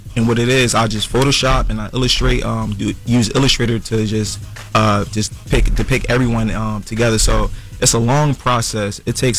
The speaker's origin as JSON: {"language": "English", "town": "Philadelphia", "region": "Pennsylvania", "country": "United States", "said": "I'm from North Philly."}